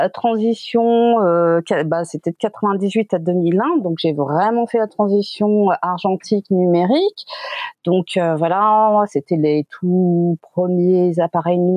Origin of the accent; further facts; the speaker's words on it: Quebec, Canada; born there; suis né au Québec, j'ai fait mes études de photo au Québec.